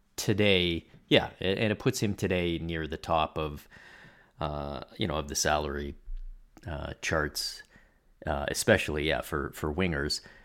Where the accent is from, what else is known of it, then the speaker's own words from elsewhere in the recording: Toronto, Ontario, Canada; moved away; I grew up in Toronto